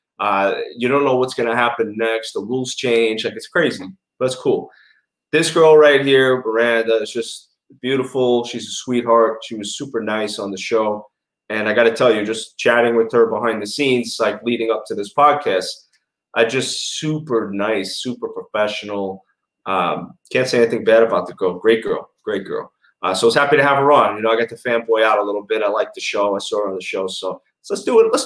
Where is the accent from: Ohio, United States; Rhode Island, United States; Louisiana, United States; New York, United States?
New York, United States; New York City; accent: New York; now in West Palm Beach, United States; I was raised in Bensonhurst, which is a very big Italian neighborhood in Brooklyn.